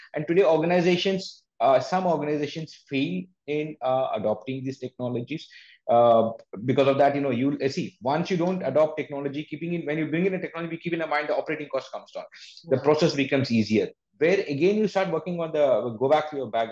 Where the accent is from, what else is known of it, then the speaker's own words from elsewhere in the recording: India; we as an Indian